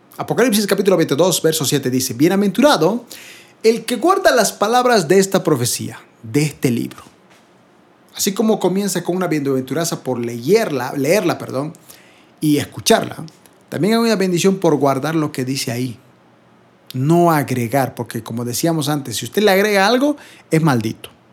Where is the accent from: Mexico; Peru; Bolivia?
Bolivia; yo soy de Bolivia